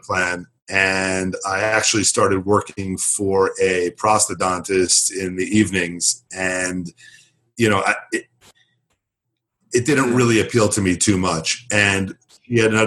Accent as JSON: {"language": "English", "region": "suburbs of New York City", "country": "United States", "tie": "born or raised there", "moved": "as an adult"}